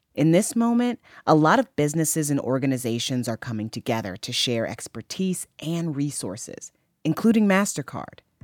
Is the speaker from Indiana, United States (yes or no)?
yes; Indiana, United States; I'm from Indiana